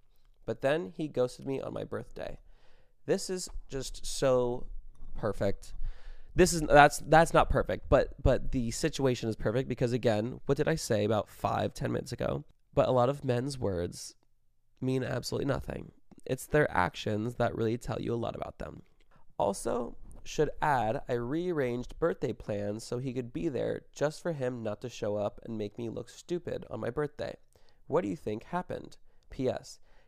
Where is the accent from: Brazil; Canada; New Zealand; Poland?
Brazil; English is a second language; moved away as an adult; now in United States; I'm from Brazil, and I've been living in the U.S. for 5 months, and in my country, it's pretty normal guys come to talk to you and ask for your number